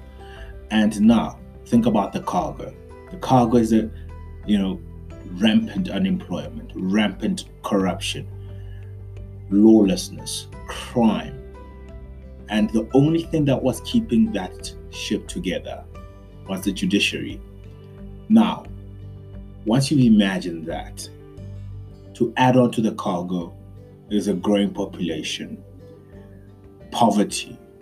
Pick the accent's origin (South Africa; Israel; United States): South Africa; we as the South African youth have been for many years discounted